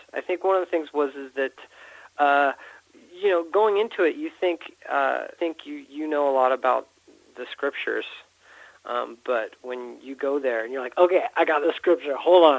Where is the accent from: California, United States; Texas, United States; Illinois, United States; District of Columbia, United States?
California, United States; also born or lived in St. George / Bountiful; Yeah, my family moved around a lot. You know, I grew up in California. We had, I lived in St. George